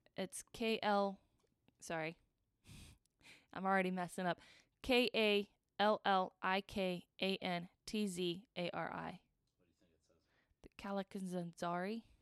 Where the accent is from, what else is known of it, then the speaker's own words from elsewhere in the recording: United States; I'm American